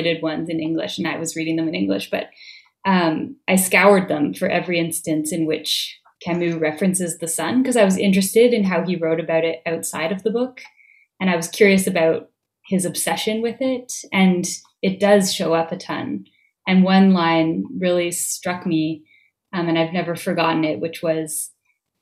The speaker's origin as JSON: {"language": "English", "town": "Vancouver", "region": "British Columbia", "country": "Canada", "tie": "born or raised there", "moved": "yes", "lives_now": "Montreal, Canada", "said": "I grew up in Vancouver."}